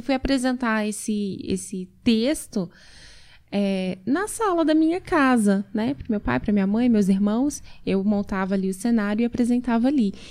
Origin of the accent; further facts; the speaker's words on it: Blumenau, Santa Catarina, Brazil; Isso em Santa Catarina, sou natural de Blumenau